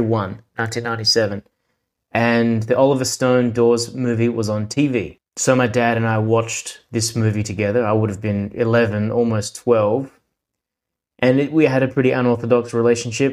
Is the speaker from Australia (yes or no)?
yes; Adelaide, South Australia, Australia; accent: Australian; I was born in Adelaide, South Australia, and here I have since lived